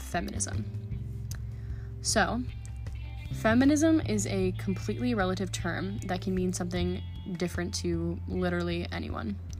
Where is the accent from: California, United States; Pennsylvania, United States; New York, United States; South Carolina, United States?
California, United States; San Francisco; moved away as an adult; now in Boulder, United States; I'm originally from San Francisco, California, and moved to Boulder to go to school